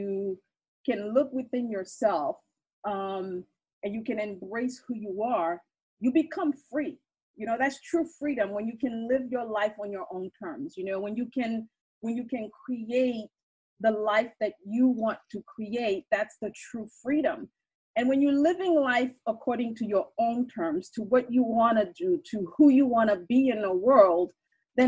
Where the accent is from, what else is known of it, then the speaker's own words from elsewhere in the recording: Haiti; I'm from Haiti